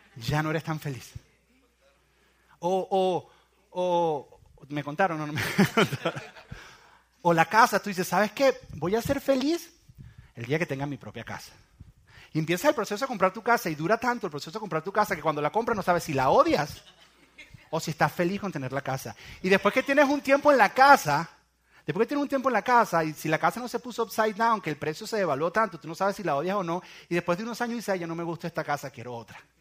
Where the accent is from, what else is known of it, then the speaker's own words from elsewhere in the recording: Venezuela; en mi país, en Venezuela